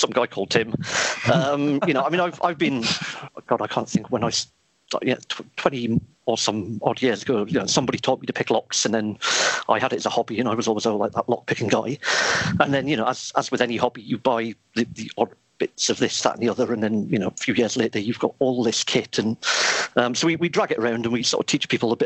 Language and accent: English; Newcastle upon Tyne, North East England, United Kingdom; born and bred in Newcastle.